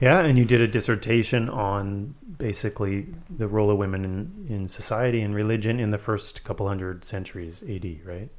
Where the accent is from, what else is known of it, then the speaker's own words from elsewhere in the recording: Manitoba, Canada; also born or lived in Saskatchewan; I moved from Saskatchewan to Manitoba when I was the same age.